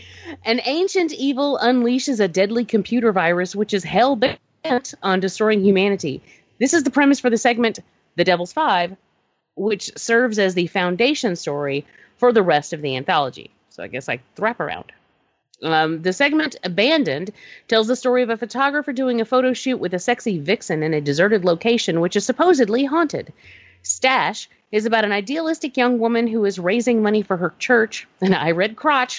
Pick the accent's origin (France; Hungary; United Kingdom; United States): United States; Georgia; I'm from Georgia